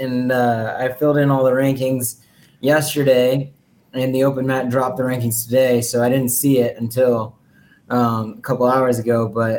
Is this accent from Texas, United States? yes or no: yes; Texas, United States; moved away; also born or lived in Virginia; I'm from Texas.